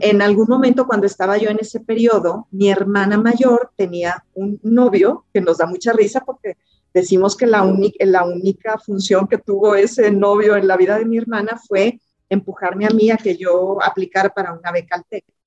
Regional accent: Monterrey, Nuevo León, Mexico; Yo nací en Monterrey, Nuevo León

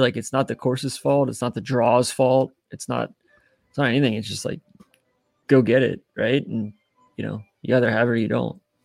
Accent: Atlanta, Georgia, United States; I grew up in Atlanta. We didn't really have parks.

